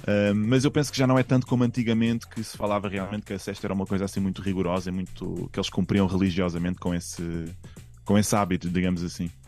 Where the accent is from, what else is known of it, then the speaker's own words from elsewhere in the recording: Portugal; now in Madrid, Spain; eu sou muito português